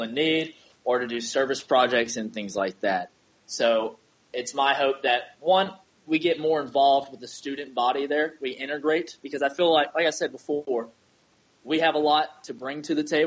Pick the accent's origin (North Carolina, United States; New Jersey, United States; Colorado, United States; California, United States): North Carolina, United States; moved away as an adult; now in Nashville, United States; I'm from North Carolina, and originally I was going to go to school in North Carolina, but I got stationed at Camp Lejeune a couple hours away from home